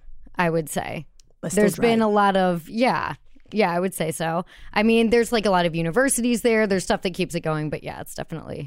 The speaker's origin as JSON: {"language": "English", "town": "Detroit", "region": "Michigan", "country": "United States", "tie": "born or raised there", "also_born_or_lived": "Pittsburgh, Pennsylvania", "said": "I grew up in Metro Detroit. But I was born in Pittsburgh."}